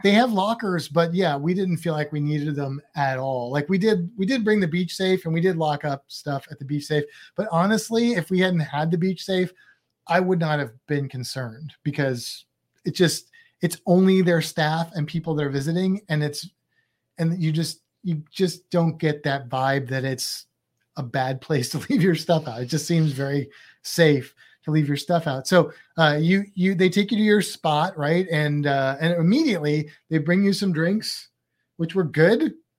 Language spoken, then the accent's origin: English; United States; i only speak one language because I'm American